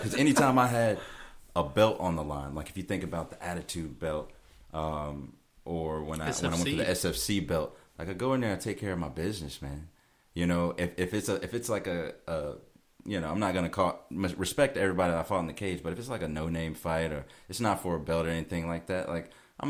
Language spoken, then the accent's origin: English; Georgia, United States; Southern Georgia.